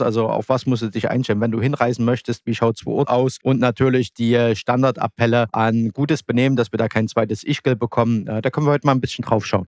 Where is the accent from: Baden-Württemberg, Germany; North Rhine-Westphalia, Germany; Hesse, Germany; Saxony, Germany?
Saxony, Germany; als Sachse